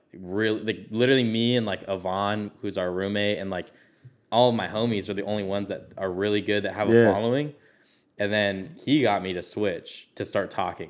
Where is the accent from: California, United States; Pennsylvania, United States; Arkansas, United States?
California, United States; Orange; I'm from Orange. Oh, shit. Born and raised.